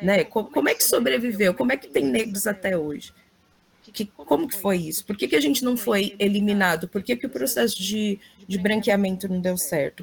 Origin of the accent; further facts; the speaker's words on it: Brazil; enquanto brasileira